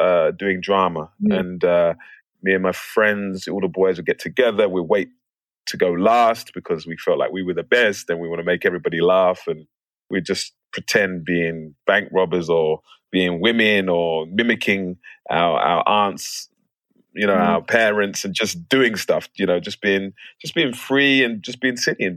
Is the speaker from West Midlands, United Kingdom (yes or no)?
no; London, United Kingdom; moved away as an adult; now in United States; I grew up in Plaistow. I was born in Plaistow Hospital. It's not there anymore, but I'm a proper East Londoner.